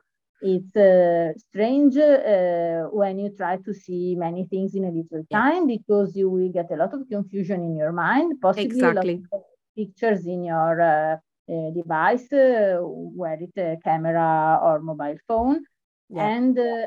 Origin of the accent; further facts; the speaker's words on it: Venice, Veneto, Italy; I come from Venice